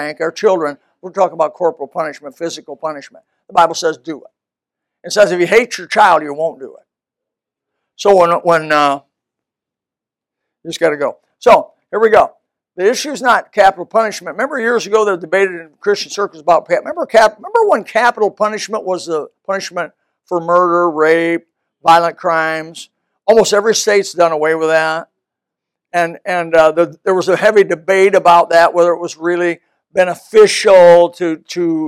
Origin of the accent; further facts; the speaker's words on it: United States; there was 5 guys, 5 of us Americans